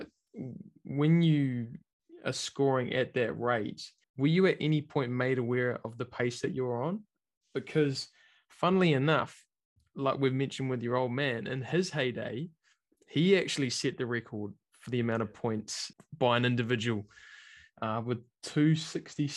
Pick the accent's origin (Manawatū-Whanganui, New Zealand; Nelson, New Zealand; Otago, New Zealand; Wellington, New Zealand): Wellington, New Zealand; also born or lived in Auckland; I'm from Wellington, but I'd moved to Auckland and I'd just come back to Wellington